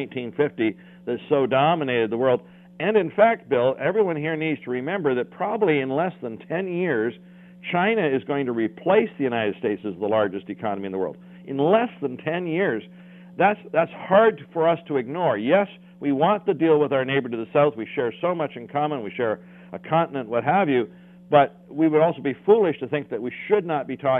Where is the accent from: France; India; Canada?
Canada; as a Canadian